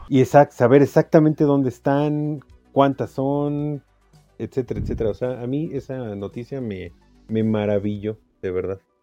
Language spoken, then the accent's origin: Spanish; Mexico